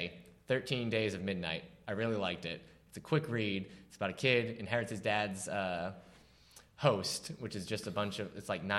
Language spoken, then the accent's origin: English; Newburyport, Massachusetts, United States; I grew up in New England.